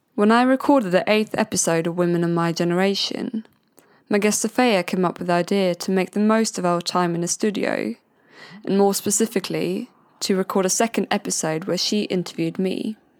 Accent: Sweden; moved away as an adult; now in Brighton, United Kingdom; I'm originally from Sweden

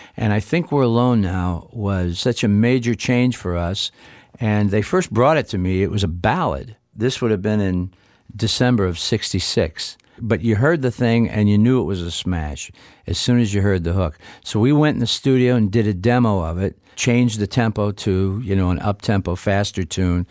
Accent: Niles, Michigan, United States; we did it in W N I L radio studios in my hometown of Niles, Michigan

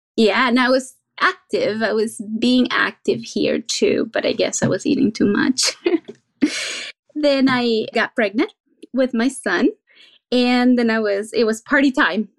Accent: Venezuela; now in San Jose, United States; I was born and raised in Venezuela, and my country is well known for three things

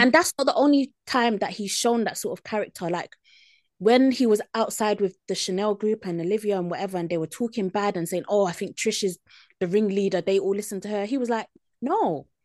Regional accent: United Kingdom; as British people

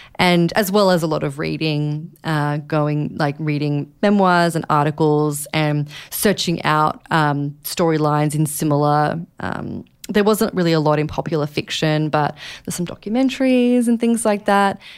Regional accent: Australia; now in New York, United States; I am Australian, but I live here in New York

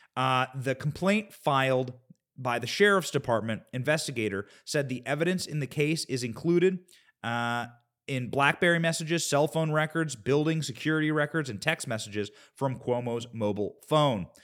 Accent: Shueyville, Iowa, United States; I grew up in a town of Shueyville, Iowa.

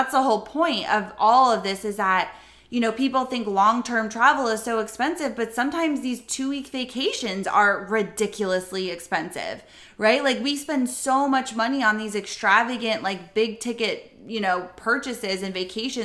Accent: Florida, United States; we're from Florida

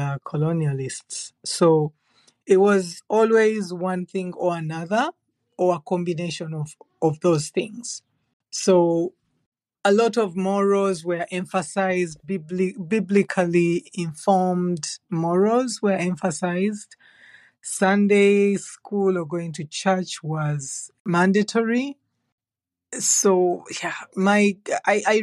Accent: Central Region, Uganda; moved away as an adult; now in Canada; I was raised in Uganda, in Central Uganda

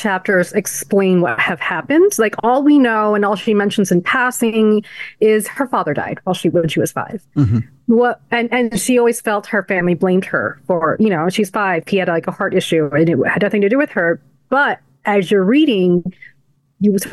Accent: United States; also born or lived in El Paso; we were some of the first kids born here who are Desi

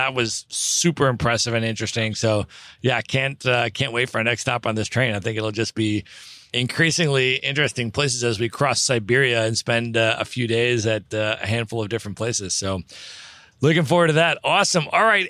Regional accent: Los Angeles, California, United States; where are you from? It's like, I'm from LA.

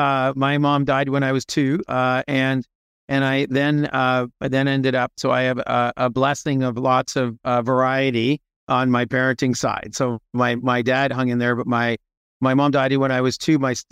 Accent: Toronto, Ontario, Canada; moved away as an adult; also born or lived in Montreal; now in United States; I was born in Montreal during the what was called the FLQ crisis. My dad and many other people moved to Toronto. And so was born in Canada, grew up in and around Toronto, Canada, and eventually moved to the U.S. when I was in my late 20s.

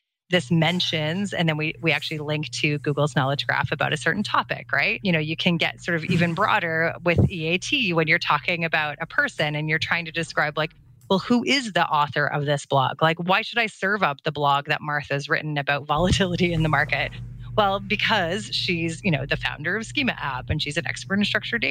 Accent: Canada; I'm Canadian

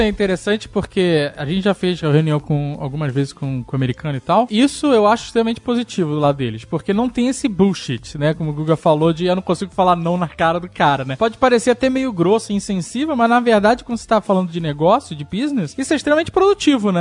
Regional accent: Brazil; eu era brasileira

